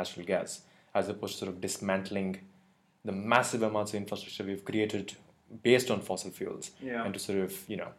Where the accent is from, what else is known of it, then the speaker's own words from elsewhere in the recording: India; moved away; I come from India